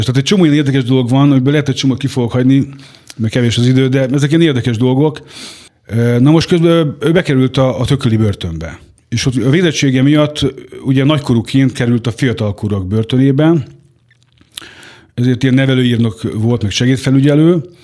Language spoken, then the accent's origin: Hungarian; Hungary; Haza is jöttem Magyarországra